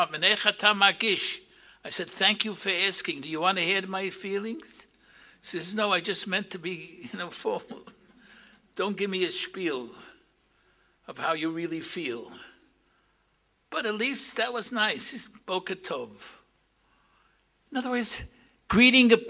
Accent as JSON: {"language": "English", "town": "New York City", "region": "New York", "country": "United States", "tie": "born or raised there", "said": "I grew up in Brownsville"}